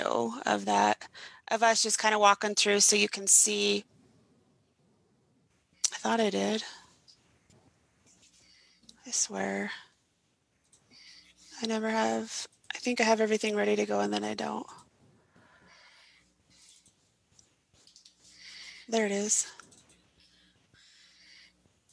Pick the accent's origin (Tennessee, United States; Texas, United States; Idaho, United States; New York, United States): Idaho, United States; now in Utah, United States; We're both originally from Idaho, but I now live in Utah